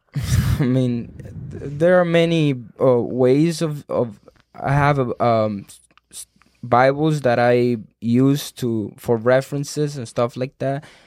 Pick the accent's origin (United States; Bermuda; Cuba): Cuba; English is a second language; moved away; I was born in Cuba